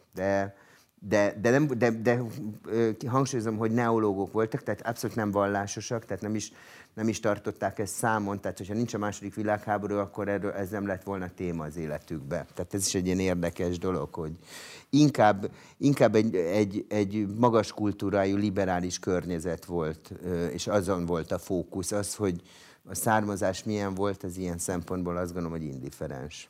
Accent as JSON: {"language": "Hungarian", "region": "Budapest", "country": "Hungary", "tie": "born or raised there", "also_born_or_lived": "France", "said": "én Budapesten születtem"}